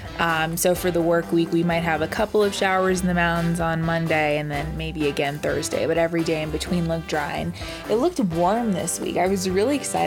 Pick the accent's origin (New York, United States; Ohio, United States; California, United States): Ohio, United States; Cincinnati; now in Colorado, United States; my hometown in Cincinnati